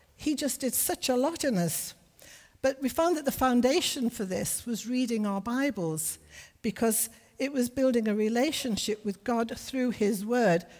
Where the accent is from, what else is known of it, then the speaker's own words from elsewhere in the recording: Liverpool, North West England, United Kingdom; also born or lived in Johannesburg, South Africa / Berkshire, England; now in Middlesbrough, United Kingdom; We were northerners. I'm from Liverpool